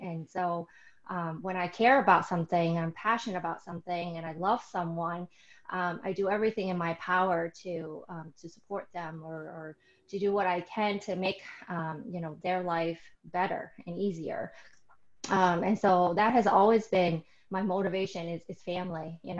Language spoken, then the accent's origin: English; Vietnam; I was born in Vietnam